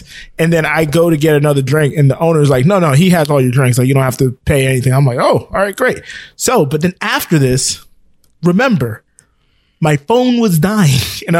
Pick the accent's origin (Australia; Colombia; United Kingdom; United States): United States; I'm American